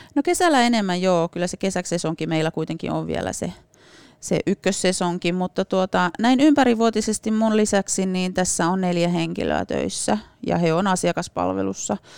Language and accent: Finnish; Kainuu, Finland; moved away as an adult; also born or lived in Kajaani, Finland; now in Oulu, Finland; olen kainuulainen. Olen oikein tuolta oikein itärajalta kotoisin, että on asunut lapsuuden siellä rajavartioasemalla